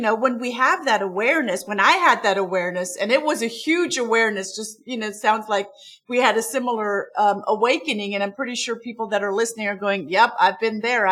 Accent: Stuttgart area, Baden-Württemberg, Germany; English is a second language; moved away as an adult; also born or lived in Munich, Germany / Heilbronn, Germany; now in Atlanta, United States; I'm from Germany. I'm from the Stuttgart area

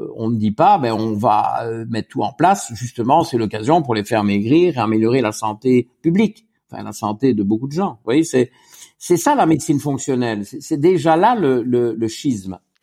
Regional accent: Wallonia, Belgium; also born or lived in Luxembourg; je suis belge et belge francophone et donc wallon

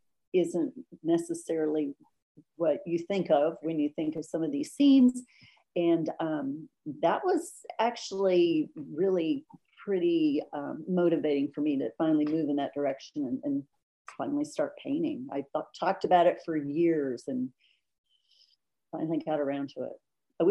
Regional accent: Washington, United States; also born or lived in Illinois; No. I grew up mostly in Washington State and Illinois. My dad was in the Air Force, so we moved around a little bit.

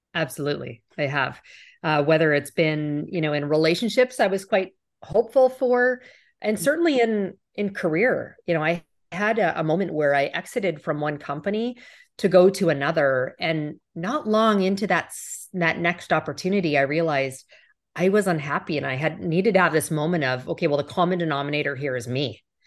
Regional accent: Canada; as a Canadian

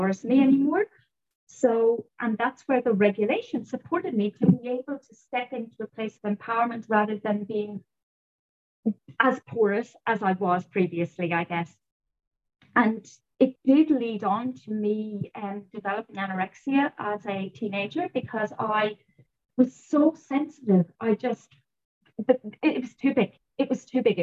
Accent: Ireland; I was brought up in Ireland

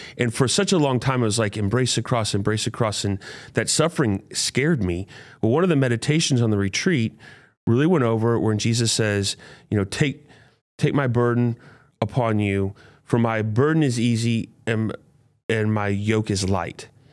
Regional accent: St. Louis, Missouri, United States; I grew up here in Saint Louis, Hazelwood Central High School

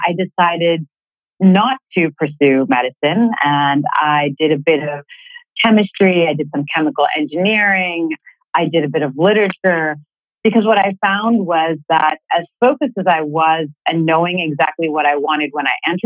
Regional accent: Boston, Massachusetts, United States; moved away as an adult; also born or lived in Philadelphia; I was born and raised in Boston

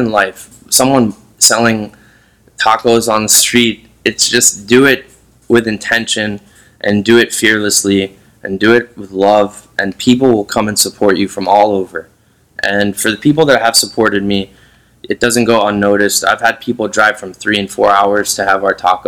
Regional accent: Philadelphia, Pennsylvania, United States; moved away as an adult; I was born and raised in Philadelphia. I lived all over the world. I came back

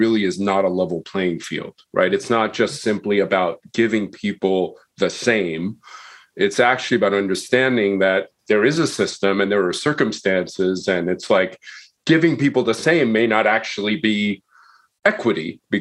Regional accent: Long Island, New York, United States; I grew up in Long Island in an area that was segregated.

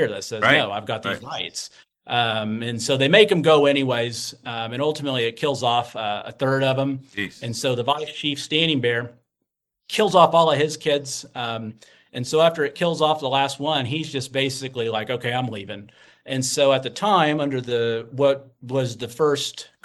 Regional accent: Western Oklahoma, United States; I grew up in Western Oklahoma.

